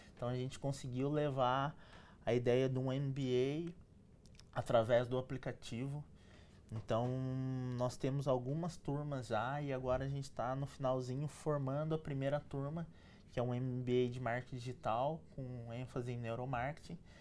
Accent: São José dos Campos, São Paulo, Brazil; eu passei a minha, minha infância, cresci em São José dos Campos

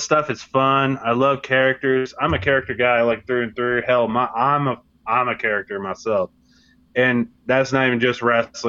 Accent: Virginia Beach, Virginia, United States; I grew up in Virginia Beach.

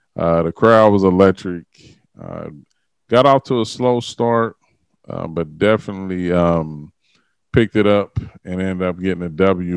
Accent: Dayton, Ohio, United States; also born or lived in New York; I still, uh, have strong ties to my hometown, Dayton, Ohio

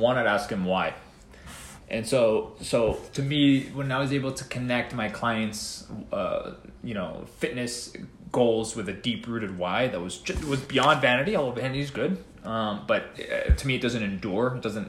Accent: East Coast, United States; No, but you know, I'm from East Coast, so a New York pizza, I mean, that's non-negotiable.

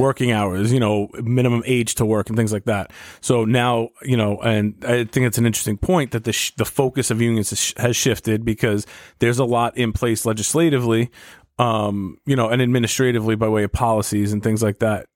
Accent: New York City, New York, United States; my hometown

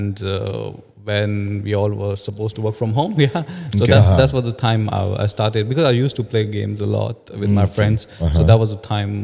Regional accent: Pakistan; now in Singapore; I'm originally from Pakistan, but based in Singapore.

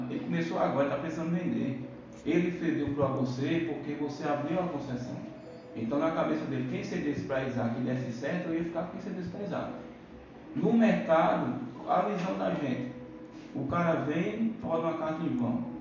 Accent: Bahia, Brazil; moved away; eu vim da Bahia, eu vim de um lugar que o cara considera o cara.

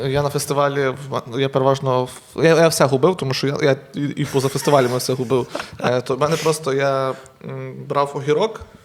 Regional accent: Truskavets, Lviv Oblast, Ukraine; А я сам з Трускавця, з маленького міста

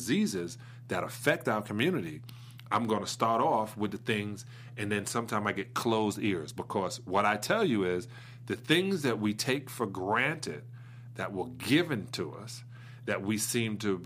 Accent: New York City, New York, United States; moved away; Brooklyn, New York

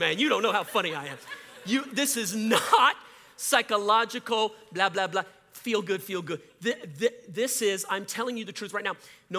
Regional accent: Cajun, Louisiana, United States; I'm a Cajun

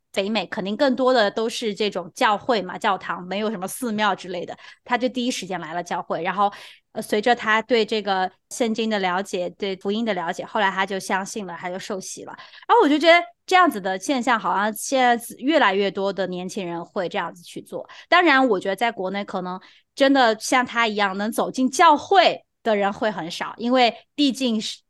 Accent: China; 作为一个中国人

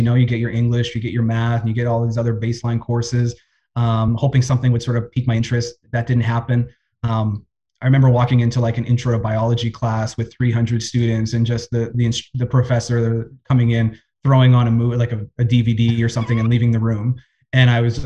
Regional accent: Winnipeg, Manitoba, Canada; Winnipeg boy, born and raised, spent all of my school years here

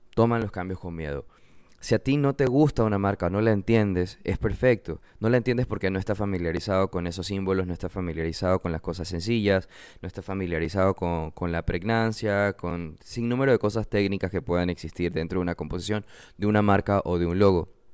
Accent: Manabí, Ecuador; Yo soy de Manabí, de nuevo soy diseñador ecuatoriano, vivo en la costa

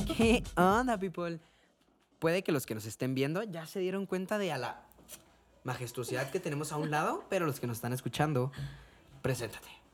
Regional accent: Cuauhtémoc, Chihuahua, Mexico; somos de, de Cuauhtémoc

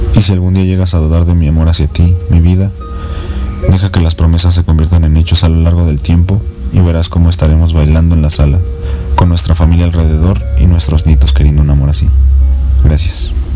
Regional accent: Mexico; soy mexicano

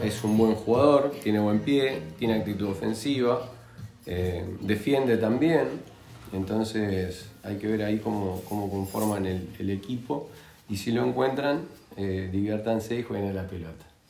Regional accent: Uruguay; que somos uruguayos

